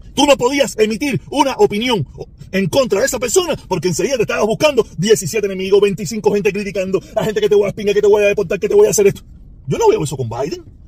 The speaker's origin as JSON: {"language": "Spanish", "country": "Cuba", "tie": "born or raised there", "moved": "yes", "lives_now": "United States", "said": "no somos los cubanos los únicos"}